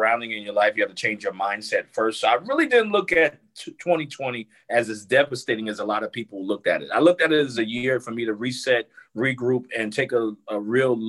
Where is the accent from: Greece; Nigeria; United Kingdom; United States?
United States; Newark, New Jersey; moved away as an adult; also born or lived in South Carolina; was in Newark, New Jersey, where I grew up.